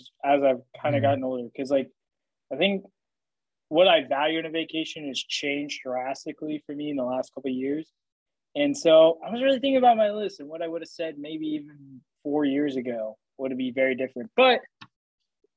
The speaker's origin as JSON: {"language": "English", "region": "Oklahoma", "country": "United States", "tie": "born or raised there", "said": "growing up in Oklahoma"}